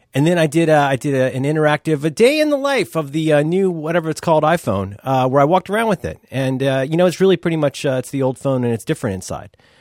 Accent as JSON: {"language": "English", "region": "Ohio", "country": "United States", "said": "I'm from Ohio"}